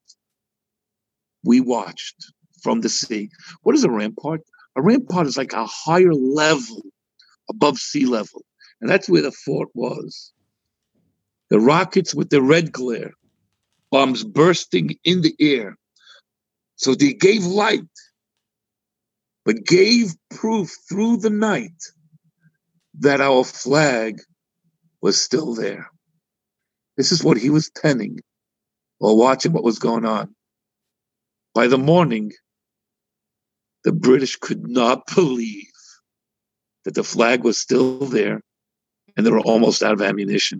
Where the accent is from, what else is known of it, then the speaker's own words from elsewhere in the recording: United States; I'm an American